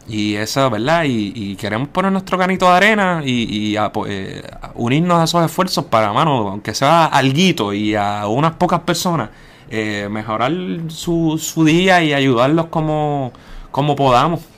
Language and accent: Spanish; Puerto Rico; also born or lived in Barcelona; como nosotros, como puertorriqueños independentistas